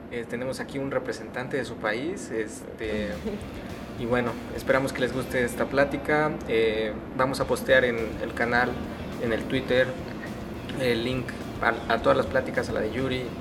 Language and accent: Spanish; Lima, Peru; Eh, yo soy de Lima, Perú.